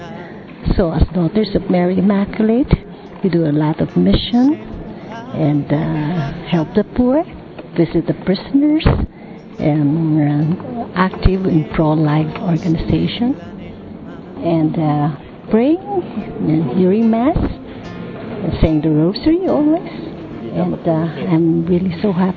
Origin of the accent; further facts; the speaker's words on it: Philippines; I'm from the Philippines.